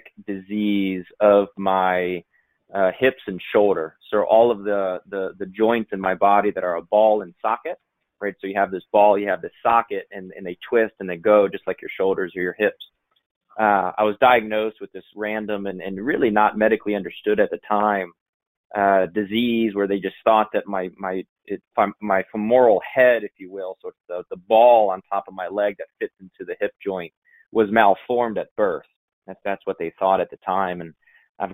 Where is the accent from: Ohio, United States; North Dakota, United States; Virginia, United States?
Ohio, United States; Northeast; We grew up in Northeast Ohio on about 30 acres